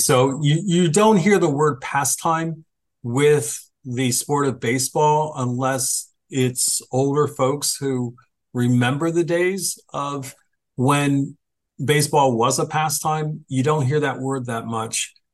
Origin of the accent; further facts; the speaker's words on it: Phoenixville, Pennsylvania, United States; played in my hometown of Phoenixville, Pennsylvania